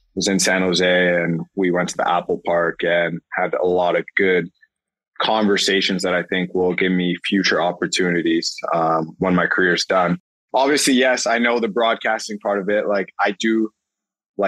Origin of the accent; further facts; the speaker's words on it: Toronto, Ontario, Canada; moved away as an adult; also born or lived in Louisville, Kentucky / Los Angeles; now in Toronto, Canada; Toronto, my hometown